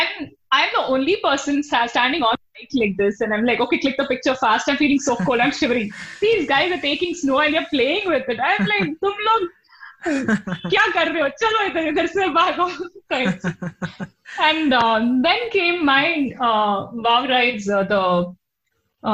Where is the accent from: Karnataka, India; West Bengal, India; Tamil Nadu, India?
Karnataka, India; Mangalore; Mangalore, my hometown, fish curry, rice, prawns, roast and stuff